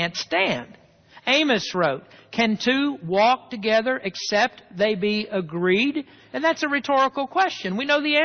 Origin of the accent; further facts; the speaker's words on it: the South, United States; I grew up in the South